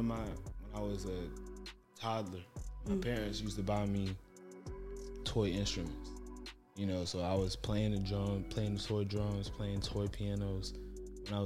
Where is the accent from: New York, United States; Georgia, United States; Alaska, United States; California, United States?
Georgia, United States; Atlanta; also born or lived in Florida; my dad's from Florida, I'm from Atlanta